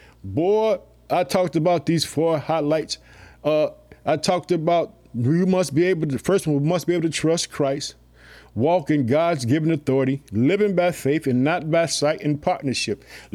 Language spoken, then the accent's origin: English; Illinois, United States; I would like to thank the state of Illinois, which is my home state. I live in the city of Chicago.